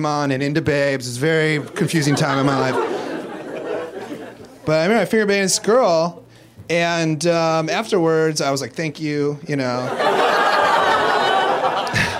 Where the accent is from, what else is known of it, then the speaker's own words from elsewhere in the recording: Iowa, United States; now in Los Angeles, United States; I grew up in Iowa